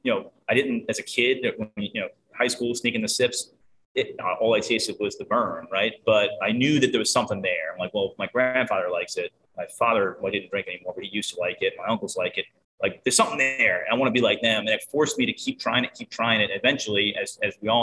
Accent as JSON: {"language": "English", "town": "Boston", "region": "Massachusetts", "country": "United States", "moved": "yes", "lives_now": "Baltimore, United States", "said": "I'm from the Boston area originally"}